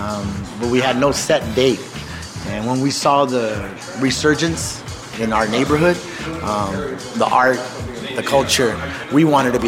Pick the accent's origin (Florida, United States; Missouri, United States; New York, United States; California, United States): California, United States; San Diego; I'm from this neighborhood. I was born on Irving and Crosby, so just a few blocks from where we're at right now.